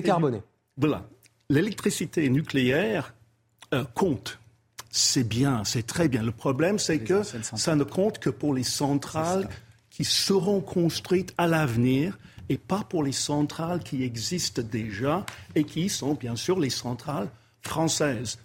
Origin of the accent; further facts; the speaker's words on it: England, United Kingdom; French is a second language; moved away; je suis anglais